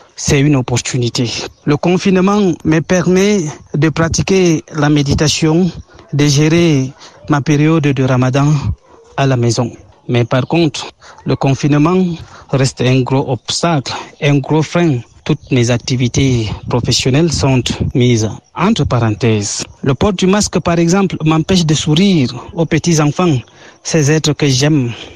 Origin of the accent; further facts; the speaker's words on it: Cameroon; now in Kigali, Rwanda; je suis camerounais vivant au Rwanda, à Kigali